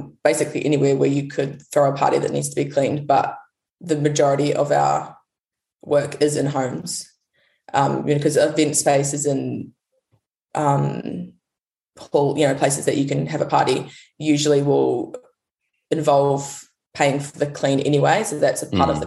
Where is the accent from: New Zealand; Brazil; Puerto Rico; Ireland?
New Zealand; also born or lived in United States; now in Perth, Australia; I'm actually from New Zealand